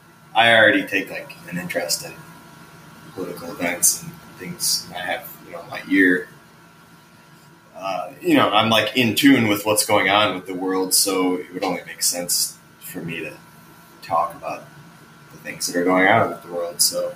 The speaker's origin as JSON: {"language": "English", "town": "Chicago", "region": "Illinois", "country": "United States", "tie": "born or raised there", "said": "So I grew up like south of Chicago in the burbs, and then, I moved around a lot when I was younger, and I've consistently kind of moved around since I was like 13. I still live in Chicago."}